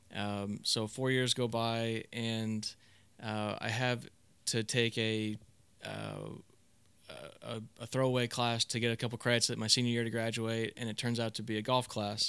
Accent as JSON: {"language": "English", "region": "South Florida", "country": "United States", "tie": "born or raised there", "said": "I grew up in South Florida."}